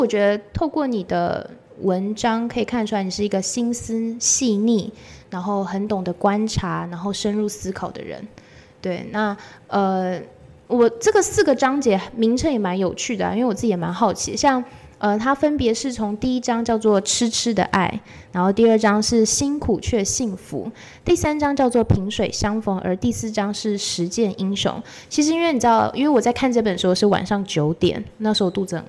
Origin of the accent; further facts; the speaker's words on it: Taichung, Taiwan; 我台中人，